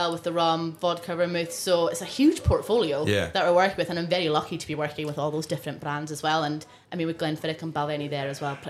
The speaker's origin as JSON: {"language": "English", "area": "Isle of Harris", "region": "Scotland", "country": "United Kingdom", "tie": "born or raised there", "first_language": "Scottish Gaelic", "second_language": "English", "moved": "yes", "lives_now": "Edinburgh, United Kingdom", "said": "So I grew up 10 minutes away from Tarbert. So I grew up in Yavag, down in the bays, so in the side of Harris there."}